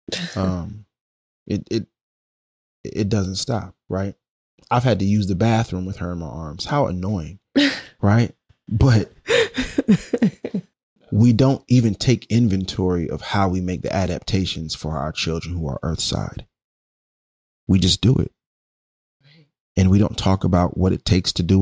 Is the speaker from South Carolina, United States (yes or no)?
no; New York City, New York, United States; moved away as an adult; now in Oakland, United States; I'm Brooklyn born